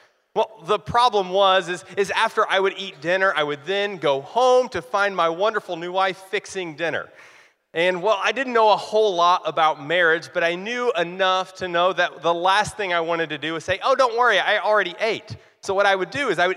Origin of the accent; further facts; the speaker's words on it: Eastern Kentucky, United States; accent: drawl; I was born and raised in Eastern Kentucky, and I'm proud of it, which means that I may have an occasional y'all sneak in, or I may have a little drawl that sneaks in.